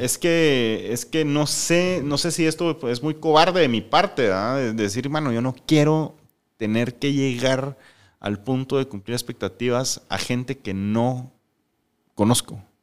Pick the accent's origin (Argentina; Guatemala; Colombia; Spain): Guatemala; also born or lived in Mexico City, Mexico / Ensenada, Mexico / Playa del Carmen, Mexico; nosotros tenemos como guatemaltecos